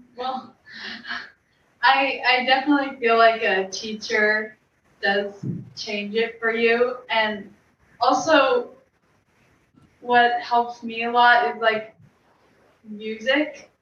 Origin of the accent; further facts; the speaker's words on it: Long Valley, New Jersey, United States; we're from Long Valley, New Jersey, and my mom put Jillian and I in class, into ballet class when we were, I was two and she was four